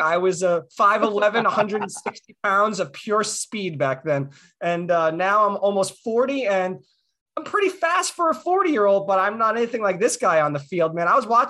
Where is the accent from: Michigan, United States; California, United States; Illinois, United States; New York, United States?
New York, United States; New York City; Axel and I grew up in New York City